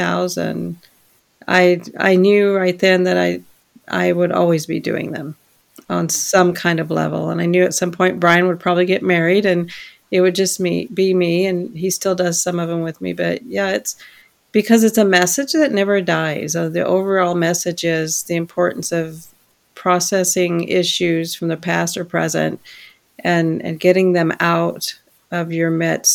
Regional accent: Maryville, Tennessee, United States; born there; So I was born in Maryville, Tennessee, once upon a never mind. and we moved around a lot because my dad was just that way.

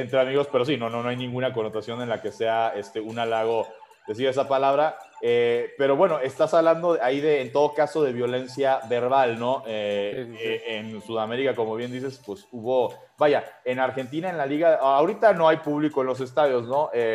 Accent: Mexico; uno como aficionado mexicano

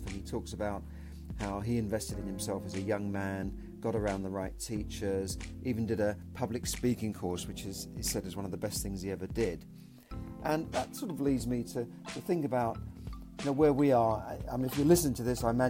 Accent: London, United Kingdom; So I was born in the UK, I was born in London

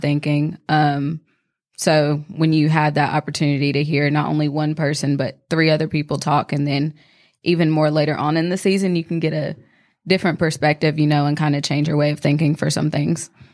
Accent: North Carolina, United States; twenty-four years old, also from Asheville

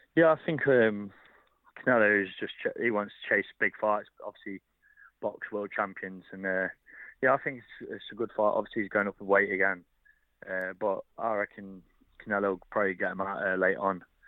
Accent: Derby, East Midlands, United Kingdom; obviously be in Derby, uh, this is my hometown

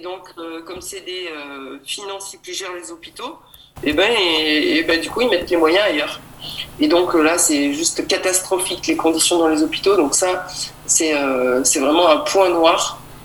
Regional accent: Tain-l'Hermitage, Auvergne-Rhône-Alpes, France; je viens de la région Rhône-Alpes, euh, Talermitage exactement.

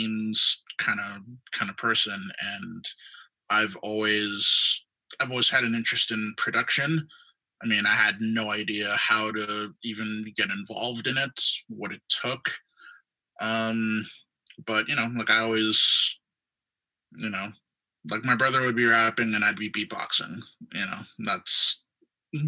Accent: Guelph, Ontario, Canada; I grew up in Guelph, Ontario

